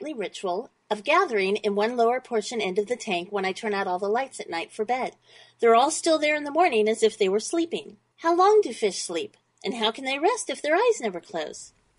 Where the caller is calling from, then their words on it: Huntington Beach, California, United States; I'm calling from Huntington Beach, California, in the USA.